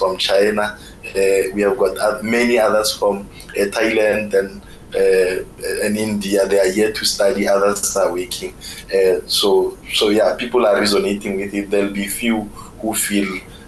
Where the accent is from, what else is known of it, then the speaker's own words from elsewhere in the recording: South Africa; moved away as an adult; now in Israel; where I'm coming from South Africa